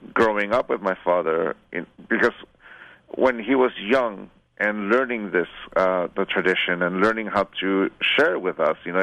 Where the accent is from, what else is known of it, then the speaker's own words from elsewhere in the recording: San Diego, California, United States; I was born and raised in San Diego, California, so you can say that I'm a border town